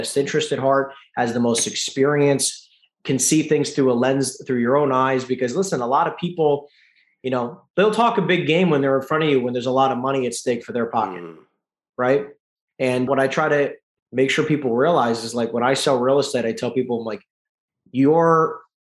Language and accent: English; East Coast, United States; moved away; I'm from the East Coast